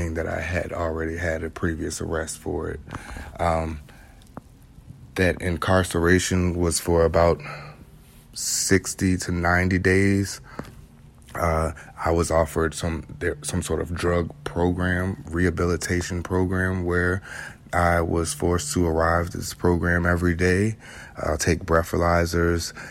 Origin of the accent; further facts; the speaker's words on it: Chesterfield, Virginia, United States; born and raised in Chesterfield, Virginia, what is now North Chesterfield, Virginia.